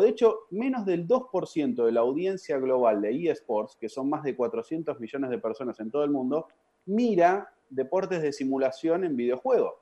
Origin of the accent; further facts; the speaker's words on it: Argentina; moved away as an adult; Me fui del país a los 22, 21, 22